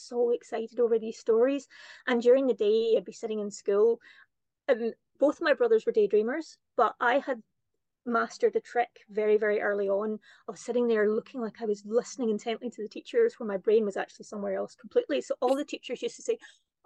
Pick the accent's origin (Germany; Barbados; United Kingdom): United Kingdom; Kirkintilloch, Scotland; moved away as an adult; also born or lived in Cameroon / Malawi / China; where I grew up in Kirkintilloch